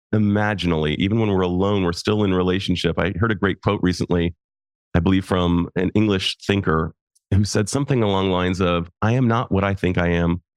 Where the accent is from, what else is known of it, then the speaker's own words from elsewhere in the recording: United States; also born or lived in Japan; I'm an American male